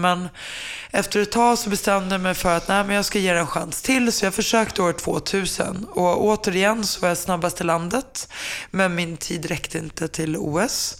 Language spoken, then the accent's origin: Swedish; Finland; jag är finne